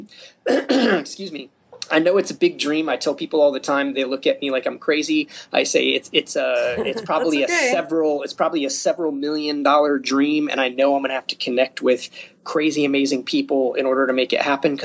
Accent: Upper Michigan, United States; now in Springfield, United States; my home state, up in Upper Michigan.

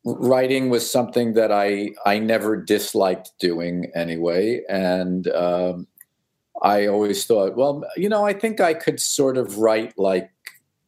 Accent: New York City, New York, United States; also born or lived in Long Island, New York; I was born in Brooklyn and I lived there until I was 10

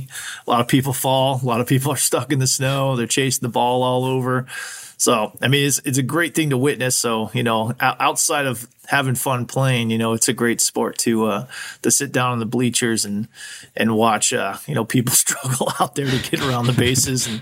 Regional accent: Arizona, United States; now in Anchorage, United States; I'm originally from Arizona

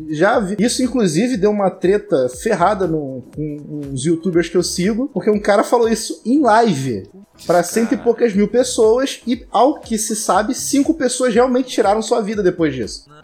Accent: Rio de Janeiro, Brazil; Eu sou nascido e criado em Irajá, terra de Zeca Pagodinho.

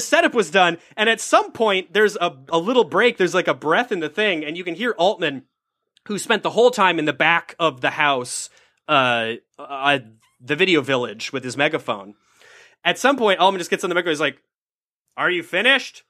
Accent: Minnesota, United States; moved away; also born or lived in Los Angeles; I'm Minnesotan, so I was raised to not bother people

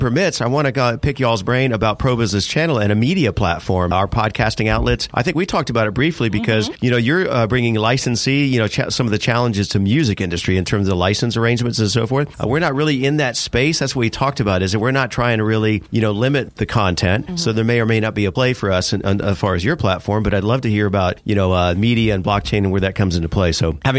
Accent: Miami, Florida, United States; also born or lived in Tallahassee, Florida; And also originally from Miami

